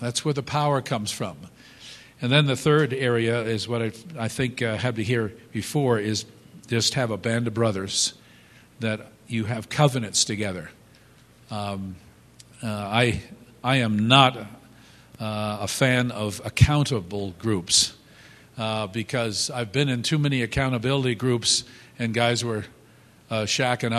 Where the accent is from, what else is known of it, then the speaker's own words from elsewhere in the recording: United States; moved away; we grew up just outside of New York City